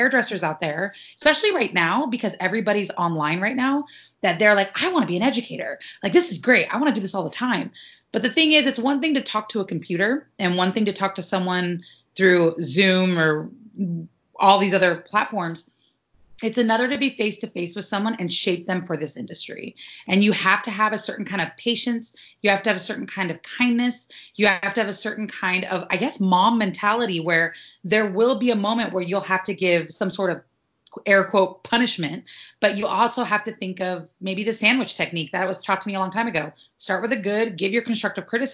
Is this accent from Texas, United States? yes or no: no; Sacramento, California, United States; also born or lived in Santa Barbara / Pasadena; I'm from Sacramento, which is a big city, but traffic is never like how it is in LA.